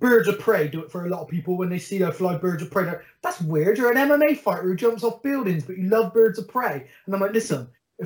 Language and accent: English; Bristol, South West England, United Kingdom; I'm council estate from Stockwood, born and bred, never had anything